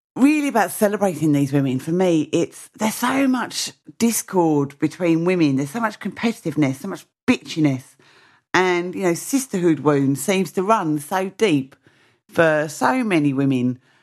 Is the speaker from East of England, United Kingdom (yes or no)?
yes; Mersea Island, East of England, United Kingdom; all of my work is based on Mersey Island, my hometown